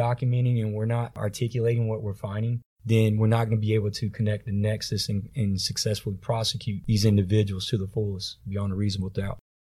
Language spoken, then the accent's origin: English; Tampa, Florida, United States; growing up in Tampa, Florida